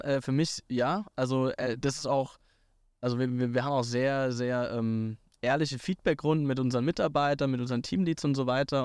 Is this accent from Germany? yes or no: yes; Hockenheim, Baden-Württemberg, Germany; ich komme aus Hockenheim, aus der, aus der Formel 1-Stadt äh, äh, Deutschlands